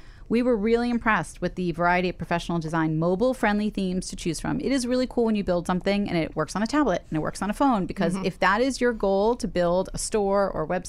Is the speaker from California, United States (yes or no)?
no; Brooklyn, New York, United States; I grew up in Park